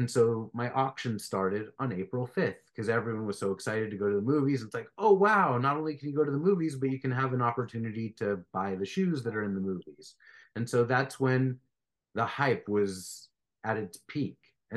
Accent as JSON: {"language": "English", "town": "Beverly Hills", "region": "California", "country": "United States", "tie": "born or raised there", "said": "I grew up in Beverly Hills, and I went to Beverly Hills High School"}